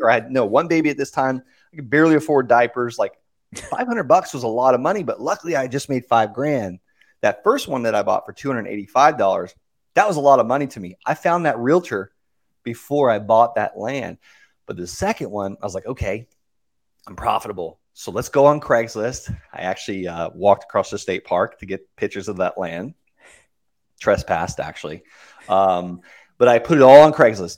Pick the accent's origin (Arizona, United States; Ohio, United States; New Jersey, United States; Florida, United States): Florida, United States; Okeechobee; I, I grew up in Okeechobee, Florida. Very small cattle town